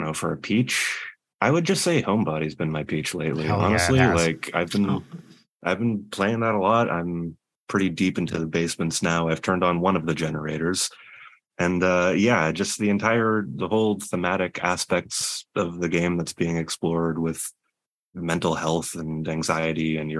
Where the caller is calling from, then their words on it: Toronto, Ontario, Canada; Calling you from Toronto, Ontario.